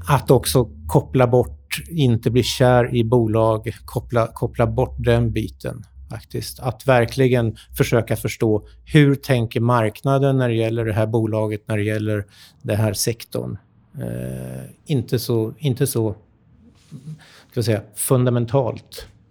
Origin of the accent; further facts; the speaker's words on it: Sweden; also born or lived in United States; som svensk